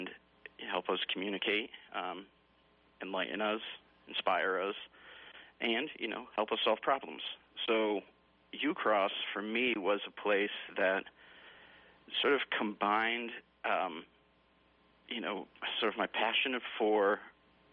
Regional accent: Massachusetts, United States; moved away as an adult; also born or lived in Vermont-New York border / Wyoming; originally from Massachusetts, but, you know, I've lived for over 20 years in dairy farm country up in the Vermont-New York border

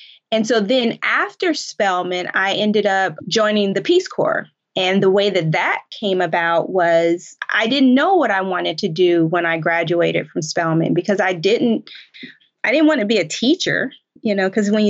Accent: Colorado, United States; moved away as an adult; also born or lived in New York / Washington, D.C.; I grew up in Colorado, and in a part of Colorado

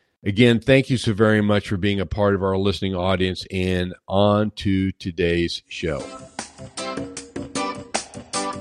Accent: Ohio, United States; I grew up in the Ohio area

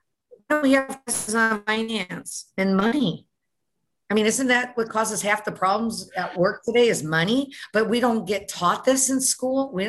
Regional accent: Detroit, Michigan, United States; moved away; also born or lived in Houston; I was born and raised in Detroit.

